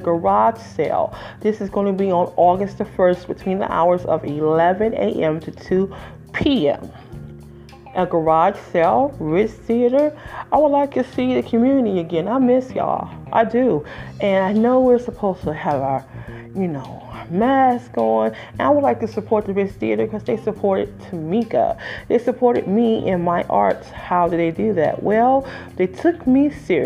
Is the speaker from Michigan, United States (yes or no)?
yes; Detroit, Michigan, United States; I'm original from the Motor City, Detroit 313, raised in Moore and went to high school there at Denby Preparatory Technical High School